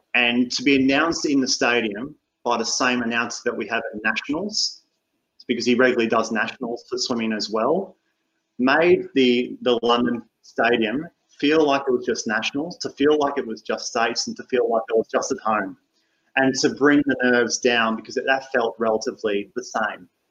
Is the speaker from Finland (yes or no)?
no; Australia